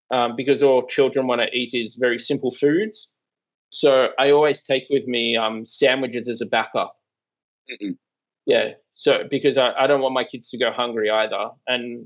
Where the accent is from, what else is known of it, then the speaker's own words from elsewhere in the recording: Australia; moved away; I am from Australia